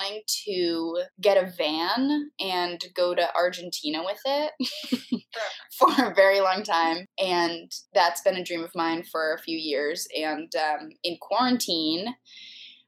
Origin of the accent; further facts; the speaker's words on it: Massachusetts, United States; I'm from Massachusetts